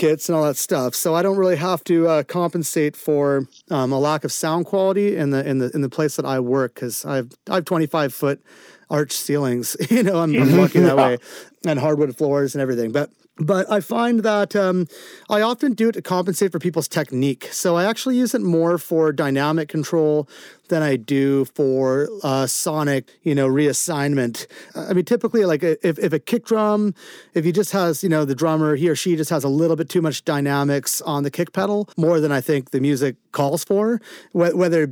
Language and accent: English; Vancouver, British Columbia, Canada; my hometown of Vancouver